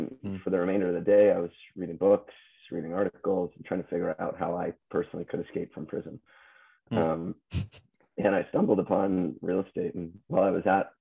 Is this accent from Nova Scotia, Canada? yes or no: yes; Halifax, Nova Scotia, Canada; moved away as an adult; now in Hamilton, Canada; I'm not from Ontario originally. I'm from the East Coast. I moved from Halifax to do my master's up here.